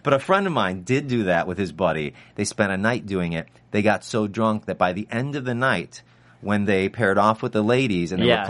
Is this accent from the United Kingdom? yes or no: no; Ireland; Right, I'm from Ireland.